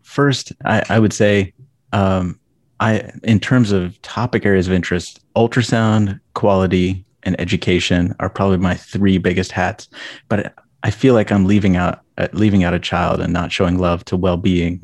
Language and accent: English; Lexington, Ohio, United States; moved away as an adult; now in Minnesota, United States; I grew up in rural Ohio, um, just outside Lexington, Ohio